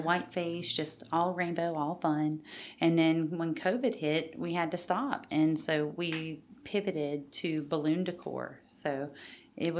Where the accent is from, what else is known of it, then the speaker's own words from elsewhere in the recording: Pride, Louisiana, United States; moved away as an adult; now in Walker, United States; I grew up in Pride, a tiny, tiny town that doesn't even have stoplights